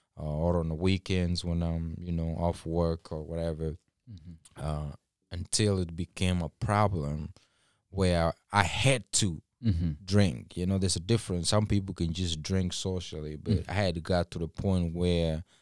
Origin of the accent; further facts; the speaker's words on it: Kisii County, Kenya; English is a second language; moved away as an adult; So when I moved straight from Kenya here, and when I speak of Kenya, you know, some people were raised in cities and all that. I was raised in a suburb, in a village.